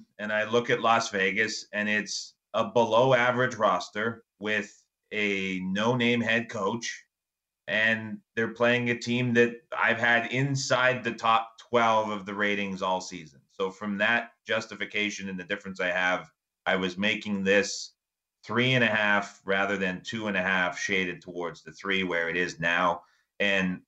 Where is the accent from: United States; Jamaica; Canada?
Canada; I'm Canadian